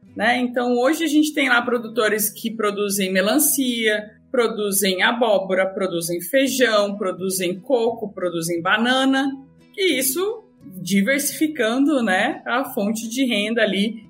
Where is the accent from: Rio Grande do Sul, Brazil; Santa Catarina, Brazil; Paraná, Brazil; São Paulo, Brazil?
Paraná, Brazil; Assis Chateaubriand; now in Florianópolis, Brazil; Assis Chateaubriand não é fácil de ser soletrado. É a minha cidade natal